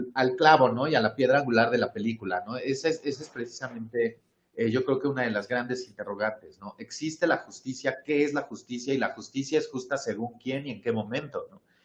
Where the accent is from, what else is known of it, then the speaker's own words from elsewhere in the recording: Mexico; una identidad como mexicanos